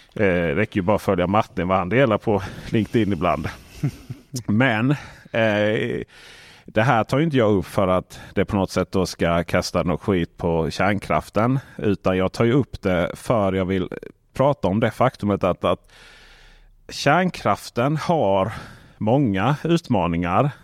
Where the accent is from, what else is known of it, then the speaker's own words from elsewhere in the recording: Blekinge, Sweden; moved away; hemma i Blekinge